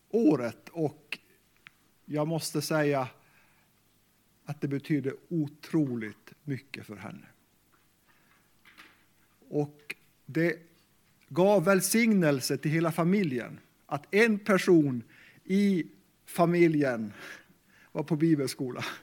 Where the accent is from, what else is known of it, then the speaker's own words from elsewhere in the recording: Sweden; first language Meänkieli; Swedish is a second language; Mitt första språk är kvenska, meänkieli. Det är det språk som jag lärde av mina föräldrar. Och eh, faktiskt sen har jag lärt mig svenska i skolan.